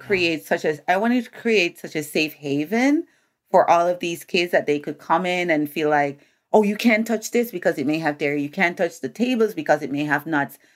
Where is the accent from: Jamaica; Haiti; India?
Jamaica; now in United States; I'm a Jamaican, Jamaican born